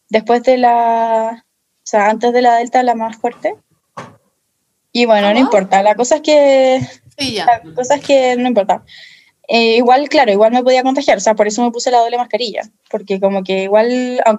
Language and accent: Spanish; Chile; Y yo, como soy nacional, como soy chilena, no me pueden negar la entrada a mi país, obviamente.